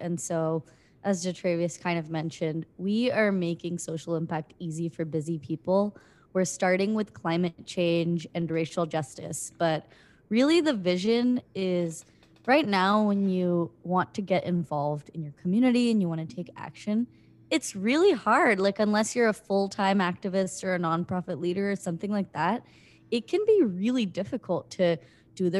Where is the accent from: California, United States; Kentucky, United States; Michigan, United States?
California, United States; San Jose; moved away as an adult; also born or lived in India / Florida / Oklahoma / Davis, California; now in Seattle, United States; I spend most of my childhood, though, growing up in San Jose, California. So I did like most of high school there.